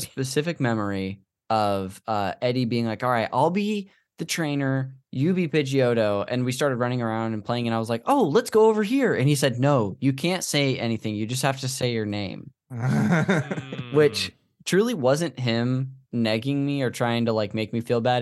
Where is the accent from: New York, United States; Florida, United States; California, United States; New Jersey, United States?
California, United States; Modesto; this church we went to growing up in Modesto